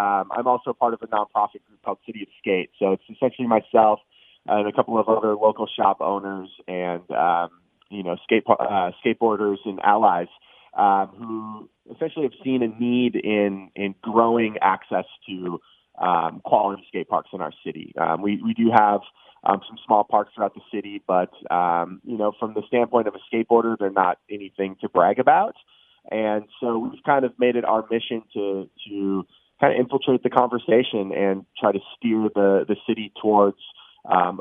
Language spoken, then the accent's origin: English; Minneapolis, Minnesota, United States; I was born and raised in the Twin Cities